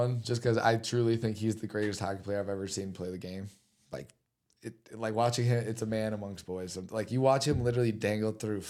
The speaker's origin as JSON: {"language": "English", "country": "United States", "said": "as an American."}